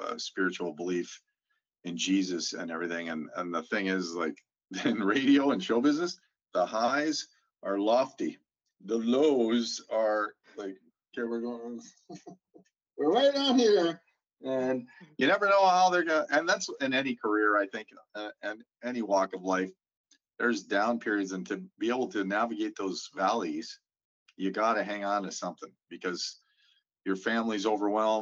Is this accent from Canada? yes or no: yes; Saskatoon, Saskatchewan, Canada; now in St. Albert, Canada; I grew up on a farm just on the cusp of Saskatoon